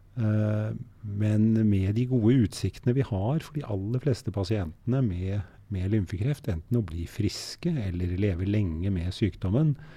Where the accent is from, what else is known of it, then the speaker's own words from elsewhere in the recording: Oslo, Norway; first language German; moved away as an adult; also born or lived in Germany; Oslo og der hvor jeg var oppvokst